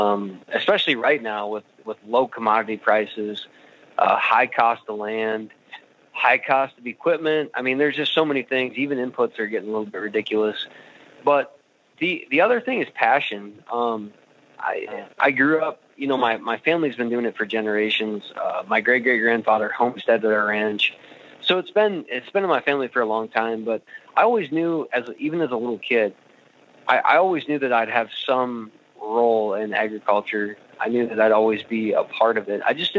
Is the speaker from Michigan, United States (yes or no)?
no; northwest of Pierre, South Dakota, United States; So about 65 miles northwest of Pierre, South Dakota. It's kind of what you'd call no man's land. It's quite a ways to nowhere from where I'm from.